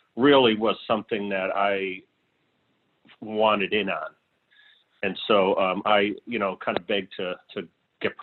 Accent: Hartford, Connecticut, United States; I grew up in Hartford, Connecticut

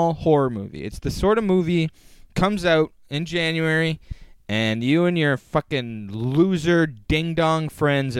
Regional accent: Oakville, Ontario, Canada; there's multiple like multiplexes in Oakville

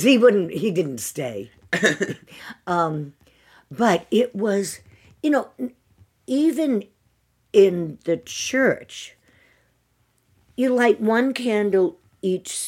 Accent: Worcester, Massachusetts, United States; also born or lived in St. Louis, Missouri / Westborough, Massachusetts; I lived in Worcester until I was 12

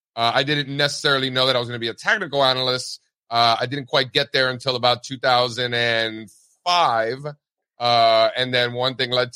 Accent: Miami, Florida, United States; I grew up an Orioles fan because I grew up in Miami.

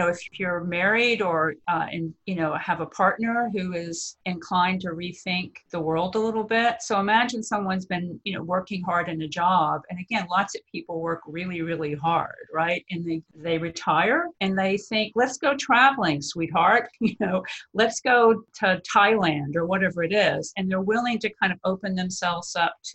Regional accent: Texas, United States; I'm from Texas

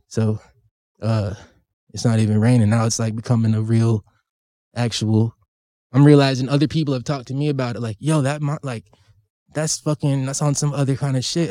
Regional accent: California, United States; now in Washington, United States; I'm from California

